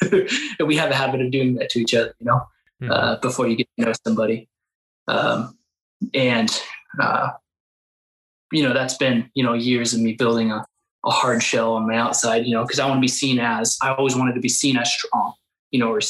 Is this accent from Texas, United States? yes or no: no; Salem, Oregon, United States; I was born, Salem area